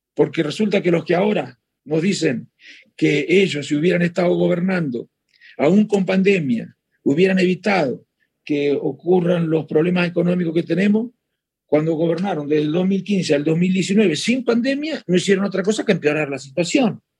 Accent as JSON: {"language": "Spanish", "town": "Chascomús", "region": "Buenos Aires Province", "country": "Argentina", "said": "Yo soy, de Chascomús"}